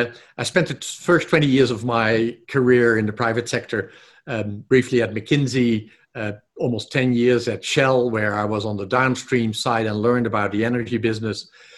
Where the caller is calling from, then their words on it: Boulder, Colorado, United States; I'm back home in Boulder, Colorado at the moment.